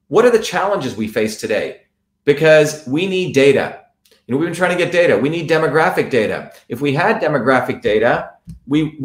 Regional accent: India; I'm from India

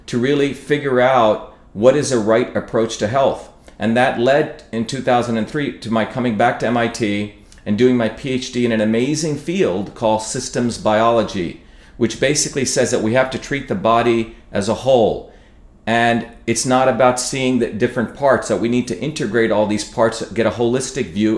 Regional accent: New Jersey, United States; I grew up in the working class towns of New Jersey

